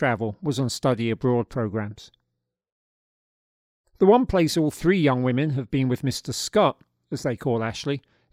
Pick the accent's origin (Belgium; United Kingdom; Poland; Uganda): United Kingdom; if you can't tell from the accent, I grew up in Britain